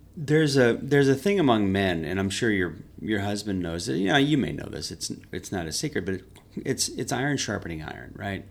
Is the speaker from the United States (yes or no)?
yes; Hawk Point, Missouri, United States; I'm from here locally. I'm from a town called Hawk Point. But I, I've been in Sari my whole life.